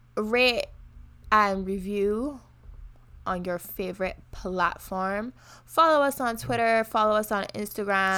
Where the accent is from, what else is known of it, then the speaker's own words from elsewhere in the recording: Barbados; now in Canada; I'm from Barbados